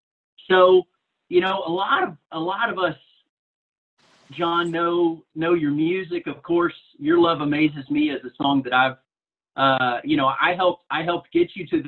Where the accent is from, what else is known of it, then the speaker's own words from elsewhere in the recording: Dallas, Texas, United States; of course I'm from Dallas